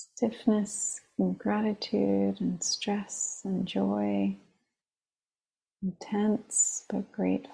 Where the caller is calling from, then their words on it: New York, United States; I'm calling in from the East Coast, the land of the Munsee, Lenape, and Merrick peoples of Long Island.